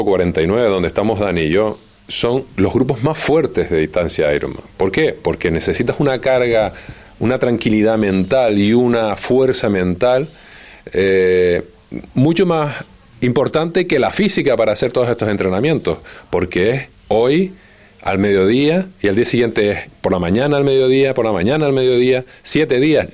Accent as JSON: {"language": "Spanish", "country": "Spain", "said": "como español"}